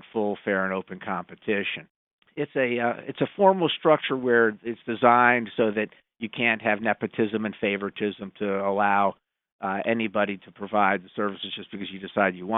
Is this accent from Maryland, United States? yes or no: yes; Montgomery County, Maryland, United States; I'm from Montgomery County